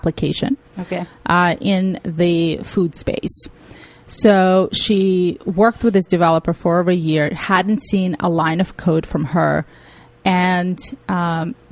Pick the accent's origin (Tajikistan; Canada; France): Tajikistan; also born or lived in Russia; now in United States; I came from Tajikistan, which is part of the former Soviet Union, and we didn't have technology there.